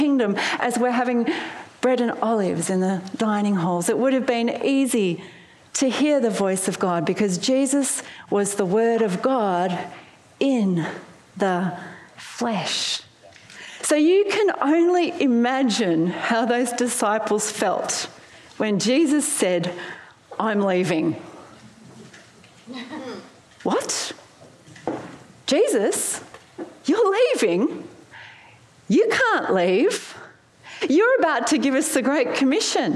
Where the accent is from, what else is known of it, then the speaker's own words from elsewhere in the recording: Melbourne, Victoria, Australia; moved away as an adult; also born or lived in Sydney; I moved from my hometown in Melbourne to Sydney